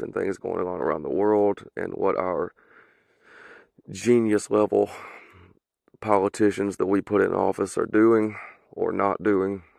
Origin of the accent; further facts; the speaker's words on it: the South, United States; accent: southern; my southern accent. I am from the south